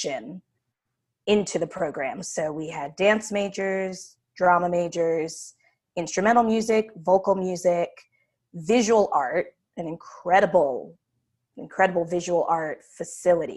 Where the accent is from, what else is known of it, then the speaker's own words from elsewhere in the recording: New York City, New York, United States; moved away as an adult; also born or lived in Philadelphia; now in New Orleans, United States; I was born and raised in Hell's Kitchen, Manhattan